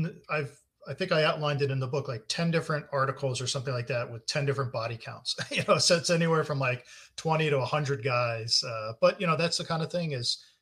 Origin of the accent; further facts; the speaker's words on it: New Jersey, United States; I grew up in New Jersey